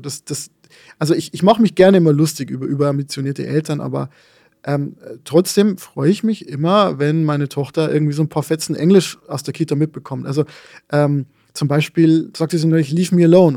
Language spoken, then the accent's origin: German; Lower Bavaria, Germany; born or raised there